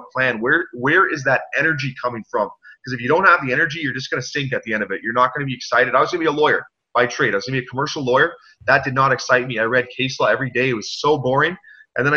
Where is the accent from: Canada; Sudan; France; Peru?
Canada; I'm a Canadian, very proud